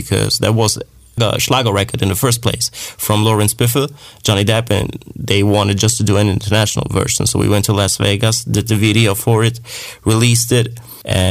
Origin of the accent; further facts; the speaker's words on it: Germany; I'm from Germany